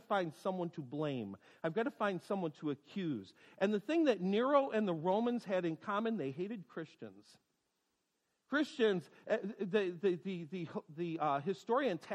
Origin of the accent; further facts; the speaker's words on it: United States; as American people